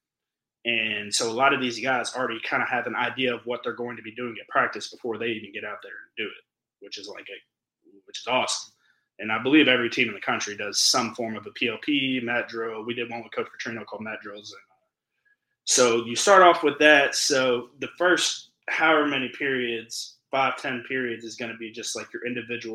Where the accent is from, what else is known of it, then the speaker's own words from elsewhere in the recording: Louisville, Kentucky, United States; I'm from Louisville